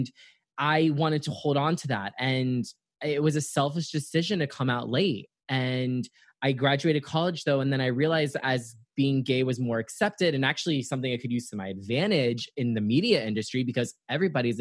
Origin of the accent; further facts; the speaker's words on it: Naples, Florida, United States; also born or lived in Atlanta, Georgia; most of my life grew up in Naples, Florida